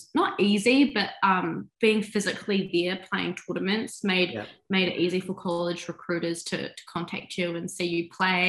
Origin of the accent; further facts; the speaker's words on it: New Zealand; moved away as an adult; also born or lived in United States; I'm 26, I'm from New Zealand